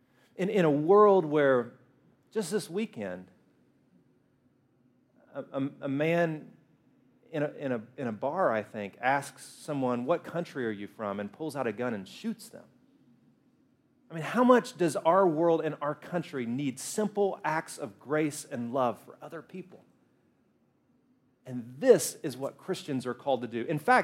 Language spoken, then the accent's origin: English; Alabama, United States; No, I grew up in Alabama. Alabama? Yeah, I grew up in Alabama, where we fry everything. Everybody's a redneck. Like, I disguise my voice so you can't tell, but I am a redneck, too.